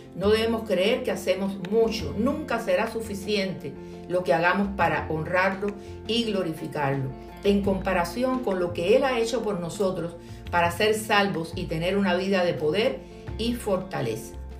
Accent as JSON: {"language": "Spanish", "country": "Cuba", "said": "mi tierra cubana"}